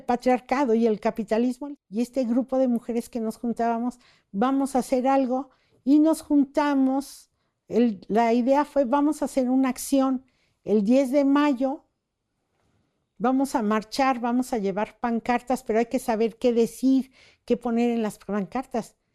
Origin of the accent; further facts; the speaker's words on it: Mexico City, Mexico; moved away as an adult; now in Chiapas, Mexico; Yo soy de la Ciudad de México